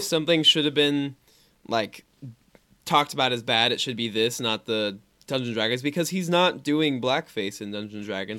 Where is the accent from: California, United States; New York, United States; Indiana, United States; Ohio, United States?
Indiana, United States; we're from Indiana